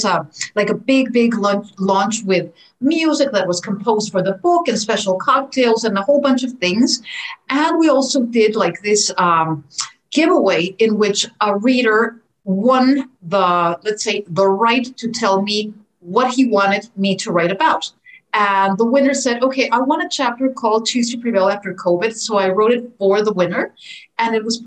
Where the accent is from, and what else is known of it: Mexico City, Mexico; born or raised there; moved away as an adult; also born or lived in Puerto Rico / Philadelphia / Seoul; now in Los Angeles, United States